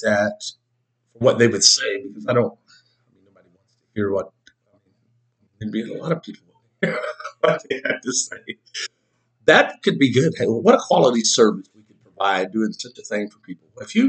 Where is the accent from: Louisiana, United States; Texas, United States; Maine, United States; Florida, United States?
Texas, United States; Dallas; I'm from Dallas, Texas.